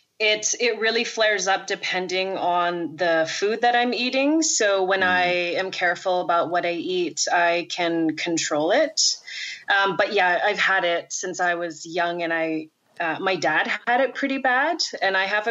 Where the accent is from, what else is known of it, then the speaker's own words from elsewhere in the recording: Rankin Inlet, Nunavut, Canada; also born or lived in Churchill, Manitoba; now in Yellowknife, Canada; I was born in Churchill, Manitoba, raised in Rankin Inlet, Nunavut, to Yellowknife, where I've been for the last 20 or so years